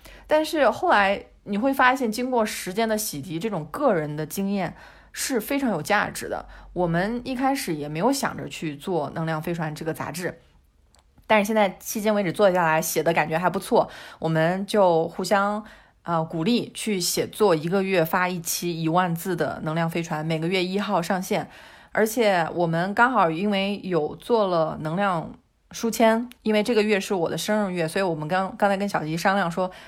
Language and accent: Chinese; China; also born or lived in Europe; now in Spain; 我一个中国人住在欧洲